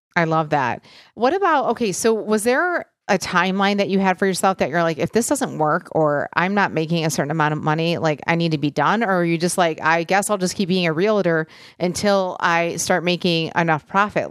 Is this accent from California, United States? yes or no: no; Michigan, United States; I grew up in Michigan